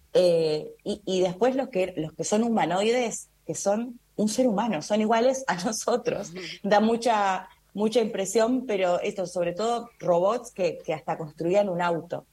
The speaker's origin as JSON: {"language": "Spanish", "country": "Argentina"}